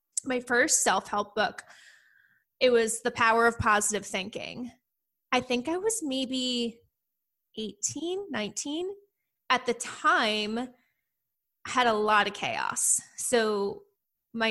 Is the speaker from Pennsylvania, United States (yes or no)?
yes; Philadelphia, Pennsylvania, United States; moved away as an adult; now in Princeton, United States; I'm actually from the outskirts of Philadelphia